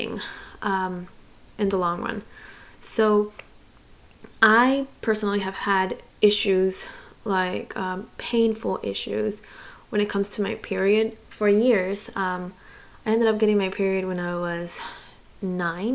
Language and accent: English; Miami, Florida, United States; born or raised there; also born or lived in Santiago, Chile / Gainesville, Florida